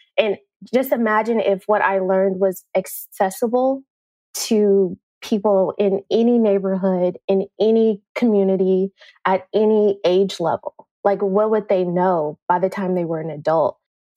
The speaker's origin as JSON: {"language": "English", "town": "Oakland", "region": "California", "country": "United States", "tie": "born or raised there", "moved": "as an adult", "lives_now": "San Antonio, United States", "said": "I grew up in East Oakland"}